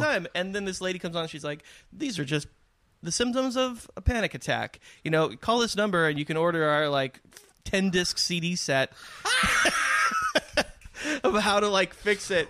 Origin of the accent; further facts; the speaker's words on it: San Diego, California, United States; I grew up in San Diego in this beautiful area